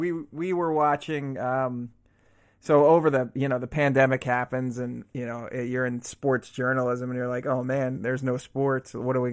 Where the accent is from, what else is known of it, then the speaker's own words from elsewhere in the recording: Mid-Atlantic, United States; that's not the type of environment I grew up in. I'm from the Mid-Atlantic region.